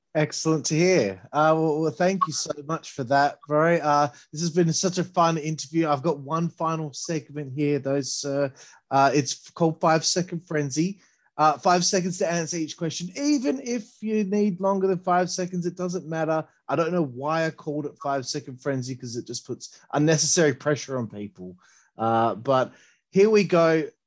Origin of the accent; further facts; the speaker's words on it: Australia; I'm Australian